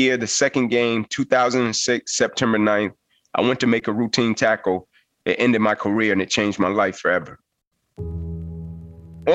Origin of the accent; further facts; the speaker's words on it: Atlanta, Georgia, United States; I was Atlanta public school kid. I was from Atlanta